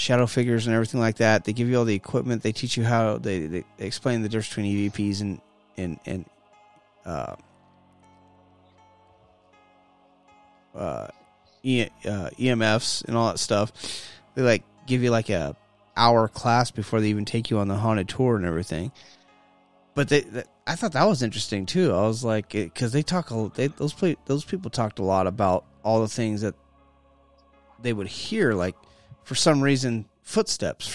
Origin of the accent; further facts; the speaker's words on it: California, United States; moved away; I'm more from California.